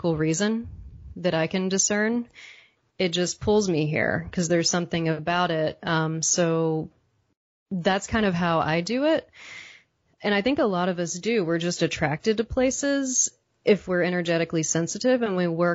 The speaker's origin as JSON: {"language": "English", "region": "Texas", "country": "United States", "tie": "born or raised there", "moved": "yes", "lives_now": "Pacific Northwest, United States", "said": "I was born in Texas. I was born in the South"}